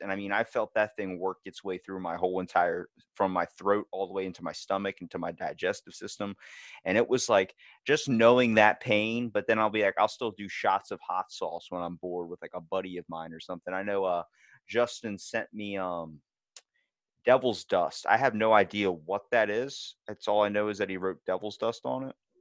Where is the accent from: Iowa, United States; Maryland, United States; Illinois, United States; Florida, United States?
Maryland, United States; we're from Maryland. We are from the place that is like home of the old bay